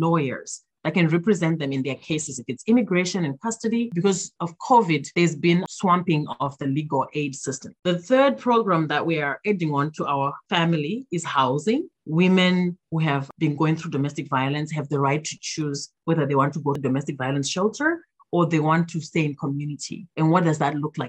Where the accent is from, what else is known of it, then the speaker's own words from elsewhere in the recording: Zimbabwe; now in Minnesota, United States; my home country of Zimbabwe